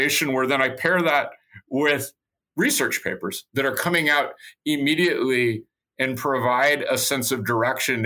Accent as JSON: {"language": "English", "region": "Nebraska", "country": "United States", "tie": "born or raised there", "said": "I grew up in Nebraska"}